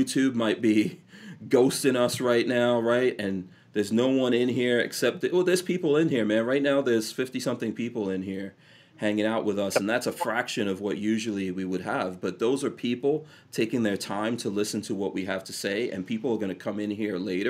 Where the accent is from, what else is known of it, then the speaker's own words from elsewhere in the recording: New York City, New York, United States; also born or lived in Caribbean / England; I grew up in New York City with a bunch of gangsters